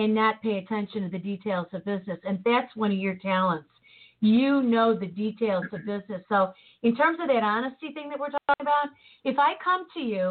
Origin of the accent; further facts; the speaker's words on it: Chicago, Illinois, United States; moved away as an adult; now in St. Louis, United States; I'm from Chicago, and I was one of those Chicagoans